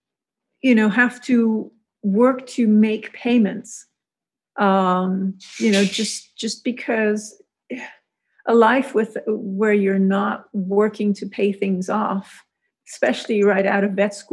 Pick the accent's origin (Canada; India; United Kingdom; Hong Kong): Hong Kong; also born or lived in Zurich, Switzerland; now in Florida Keys, United States; I grew up in Hong Kong